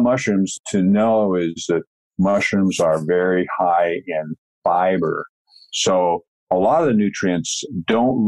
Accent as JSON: {"language": "English", "region": "Washington", "country": "United States", "tie": "born or raised there", "moved": "as an adult", "lives_now": "British Columbia, Canada", "said": "Pacific Northwest, Washington State, and now I'm in British Columbia"}